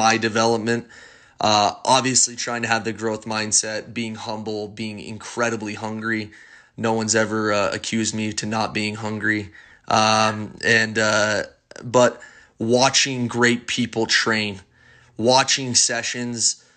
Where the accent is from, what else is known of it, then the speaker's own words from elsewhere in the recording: West Jordan, Utah, United States; I grew up in West Jordan